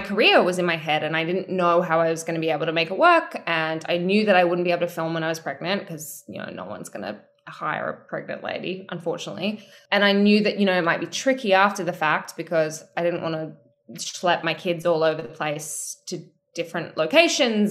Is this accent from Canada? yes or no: no; Australia; I'm from Australia